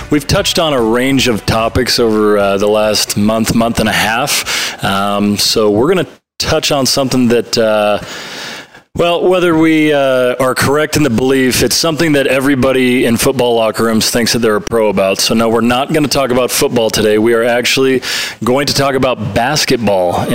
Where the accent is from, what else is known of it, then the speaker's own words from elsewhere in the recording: Canada; as a Canadian and a Raptors fan